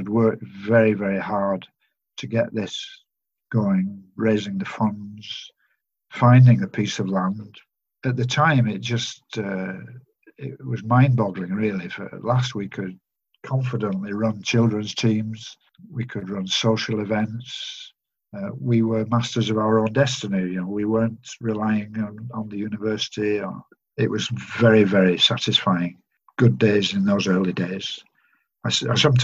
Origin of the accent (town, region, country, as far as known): Manchester area, North West England, United Kingdom; born or raised there; moved away